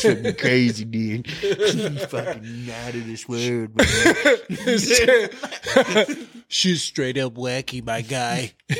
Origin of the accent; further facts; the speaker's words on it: Minnetonka, Minnesota, United States; I'm from Minnetonka.